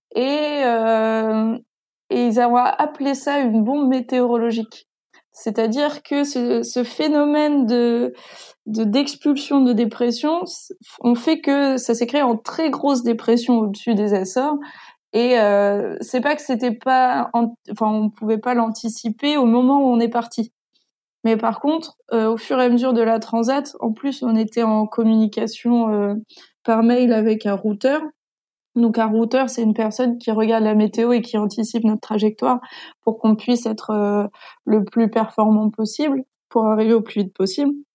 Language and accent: French; Granville, Normandy, France; je suis je suis de Grandville ville